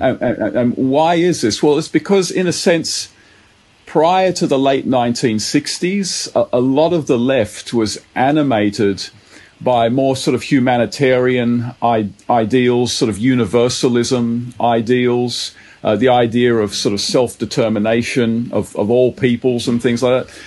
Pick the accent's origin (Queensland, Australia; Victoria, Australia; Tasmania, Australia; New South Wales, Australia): New South Wales, Australia; Sydney; I grew up in Bankstown, uh, very very multicultural area